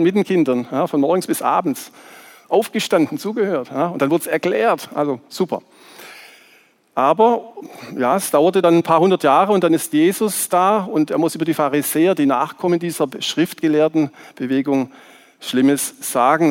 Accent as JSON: {"language": "German", "area": "Swabia", "region": "Baden-Württemberg", "country": "Germany", "tie": "born or raised there", "accent": "Swabian", "said": "aus meiner Heimat, ihr hört vielleicht, dass ich ein bisschen Schwäbisch spreche, die Liebenzeller Mission"}